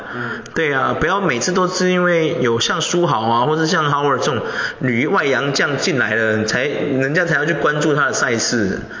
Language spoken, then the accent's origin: Chinese; Taiwan; 我觉得怎么样？我们台湾人是没有那个体能，是不是？